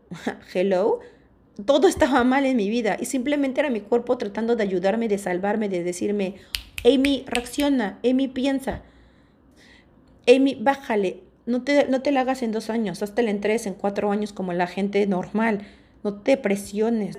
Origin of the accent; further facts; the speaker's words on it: Mexico; first language Spanish; moved away as an adult; also born or lived in Australia; yo me salí de México, me fui de México súper chavita, a los 19 años, y me fui a radicar a vivir a Australia.